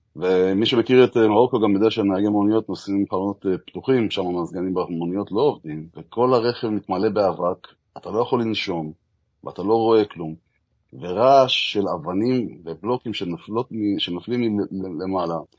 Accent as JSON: {"language": "Hebrew", "country": "Israel", "said": "אנחנו ישראלים כמובן"}